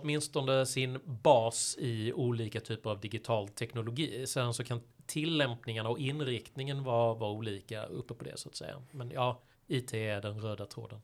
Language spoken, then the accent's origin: Swedish; Malmö, Skåne, Sweden; moved away as an adult; also born or lived in San Francisco; hemma i Malmö då där jag växte upp som, som ung